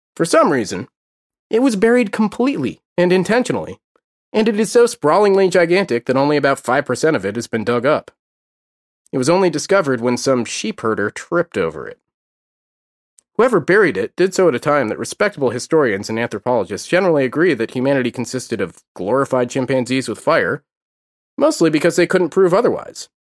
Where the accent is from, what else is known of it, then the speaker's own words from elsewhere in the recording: United States; I'm an American, and like most Americans, I only speak English as of yet